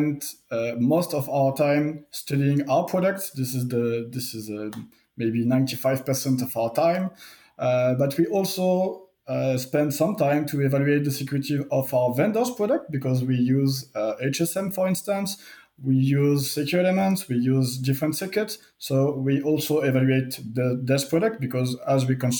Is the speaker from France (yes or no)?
yes; France; accent: French; English is a second language; sorry for my strong accent. I'm French. During my education in France